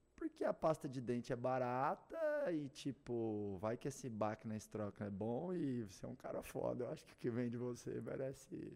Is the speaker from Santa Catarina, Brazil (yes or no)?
no; Doverlândia, Goiás, Brazil; Nasci lá em Doverlândia